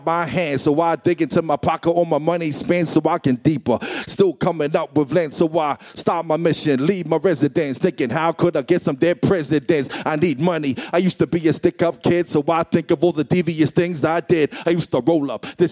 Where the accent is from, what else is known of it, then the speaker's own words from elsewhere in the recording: Wellington, New Zealand; I'm from Wellington